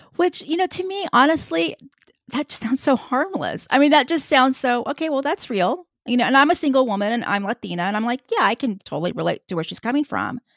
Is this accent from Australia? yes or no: no; Tejano, Texas, United States; another Tejano